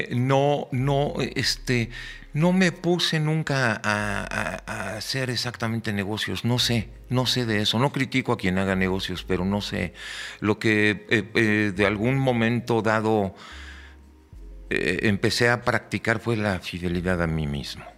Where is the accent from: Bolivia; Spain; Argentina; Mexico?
Mexico